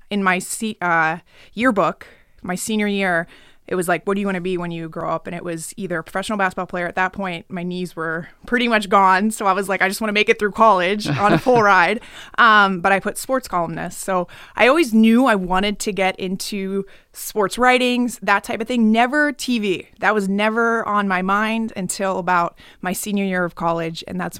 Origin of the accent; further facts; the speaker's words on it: Pennsylvania, United States; I'm from Pennsylvania.